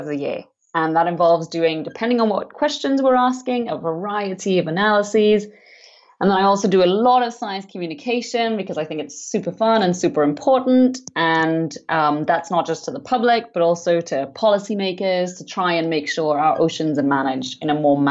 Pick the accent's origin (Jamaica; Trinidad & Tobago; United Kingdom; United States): Trinidad & Tobago; I grew up in the Caribbean on the islands of Trinidad and Tobago